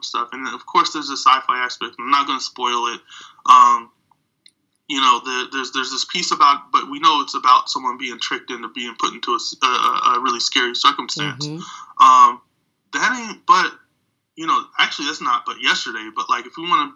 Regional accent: United States; as a black person growing up in America

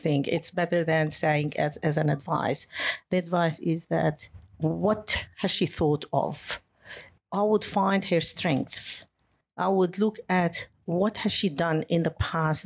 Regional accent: Lebanon; moved away as an adult; also born or lived in Beirut, Lebanon / Germany; now in Australia; I lived in a country, I come from Lebanon. During the war, I had to live as a refugee within my country

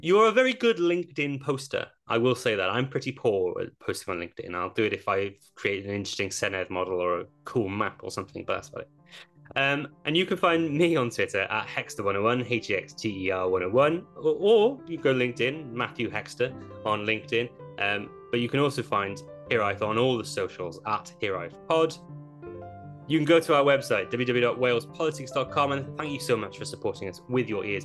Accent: Welsh, Wales, United Kingdom; as a Welsh Arsenal fan

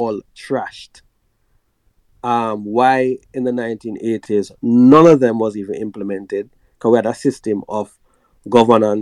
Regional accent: Jamaica; as Jamaican people

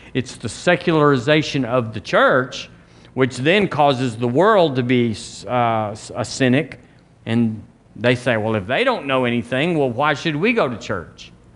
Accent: United States; I'm an American

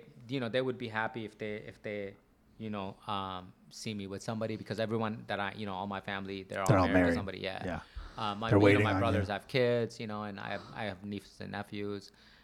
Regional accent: Wheeling, Illinois, United States; also born or lived in Buffalo Grove; I grew up in around Wheeling.

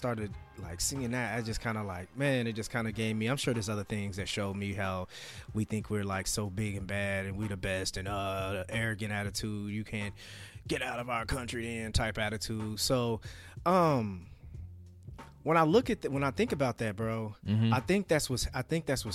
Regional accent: United States

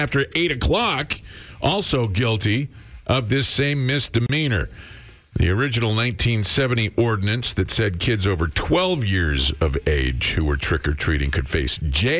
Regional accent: Creston, Iowa, United States; when I was growing up in Creston

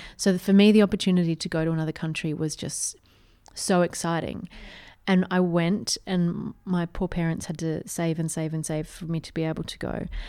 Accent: Australia; I grew up in a very small country town

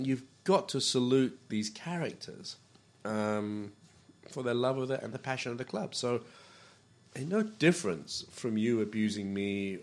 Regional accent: Malaysia; I come from Malaysia.

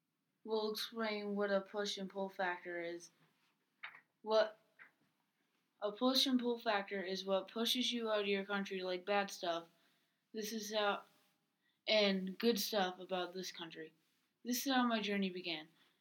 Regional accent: DR Congo; now in United States; I came from the Dominican Republic of Congo, which is the second largest country in Africa.

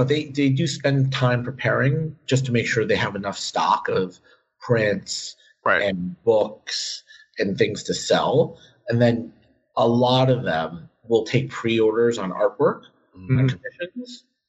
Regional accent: New York, United States; as a New Yorker

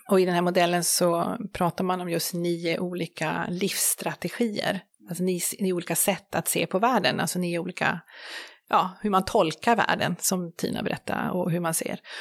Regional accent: Sweden; vi som, som svenskar

